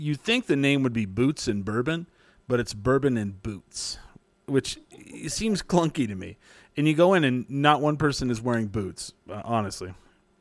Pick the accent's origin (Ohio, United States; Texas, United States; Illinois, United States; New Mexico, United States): New Mexico, United States; we're from New Mexico